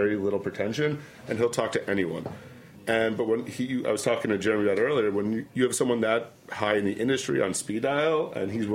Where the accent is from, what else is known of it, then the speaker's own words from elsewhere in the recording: New York, United States; also born or lived in Los Angeles / Wisconsin; I'm from New York